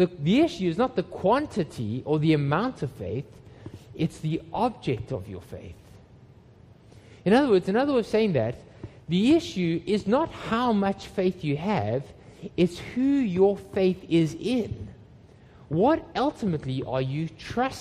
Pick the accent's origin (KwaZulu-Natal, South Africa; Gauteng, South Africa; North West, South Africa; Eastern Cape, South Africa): Gauteng, South Africa; Johannesburg; moved away; When I was a teenager, I grew up in Johannesburg in South Africa